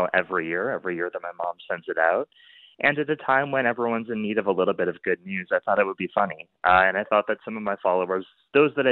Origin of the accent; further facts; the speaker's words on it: Iowa, United States; moved away; I'm born and raised in Iowa